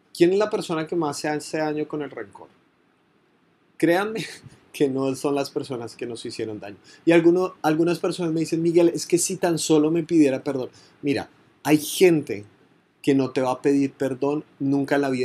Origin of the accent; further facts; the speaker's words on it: Colombia; Montería, en Córdoba, una de las zonas más golpeadas por la violencia en mi país